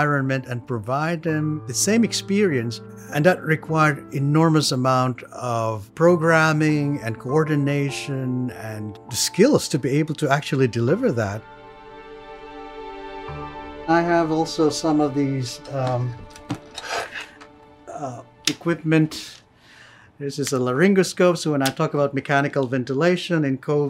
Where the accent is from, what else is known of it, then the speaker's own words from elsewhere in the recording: Philippines; moved away as an adult; now in New York City, United States; I'm from the Philippines.